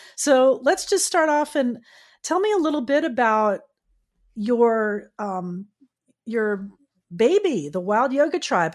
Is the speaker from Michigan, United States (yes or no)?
no; South Florida, United States; I'm from South Florida, so I was in Miami walking around at the time